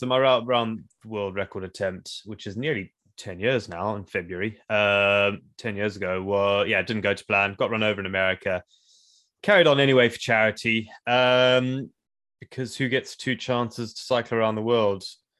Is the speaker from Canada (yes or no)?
no; South Africa; also born or lived in Zimbabwe; I went to school in South Africa, and I grew up in South Africa, so